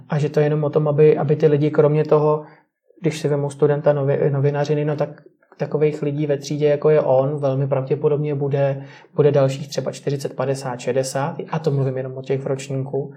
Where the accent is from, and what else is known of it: Czechia